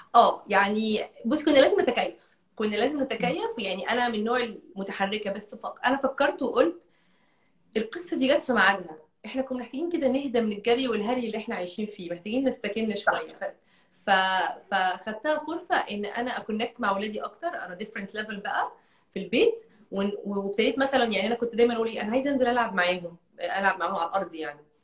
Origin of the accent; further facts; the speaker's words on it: Egypt; أنا بنت من مصر